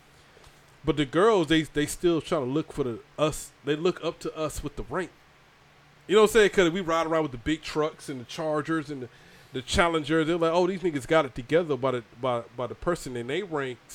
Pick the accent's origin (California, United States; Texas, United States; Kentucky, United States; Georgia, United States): Georgia, United States; I grew up in Georgia